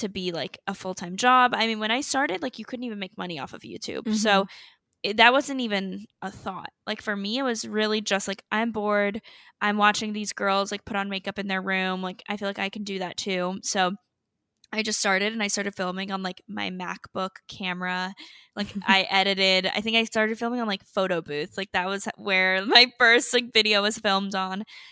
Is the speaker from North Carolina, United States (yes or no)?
yes; North Carolina, United States; now in Miami, United States; I currently live in Miami, but I'm from North Carolina